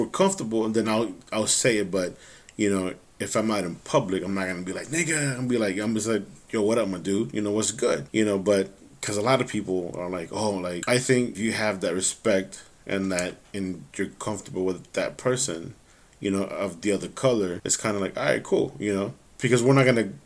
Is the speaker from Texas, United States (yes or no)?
yes; Dallas, Texas, United States; I grew up in Pleasant Grove